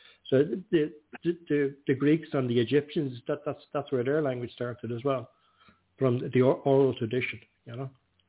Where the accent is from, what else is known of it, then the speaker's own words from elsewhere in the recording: Dublin, Leinster, Ireland; moved away as an adult; now in Donegal, Ireland; I'm not from there. I'm not from there. I'm from the capital. I'm from Dublin, you know.